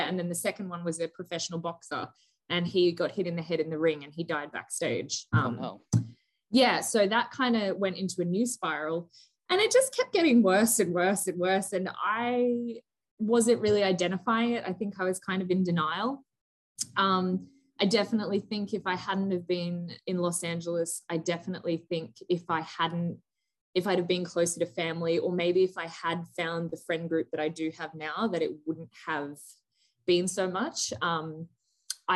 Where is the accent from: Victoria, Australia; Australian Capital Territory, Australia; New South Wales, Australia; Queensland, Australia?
Queensland, Australia; Gold Coast; moved away as an adult; also born or lived in Melbourne / Santa Monica; I'm from the Gold Coast. So like, this little town called Burleigh Head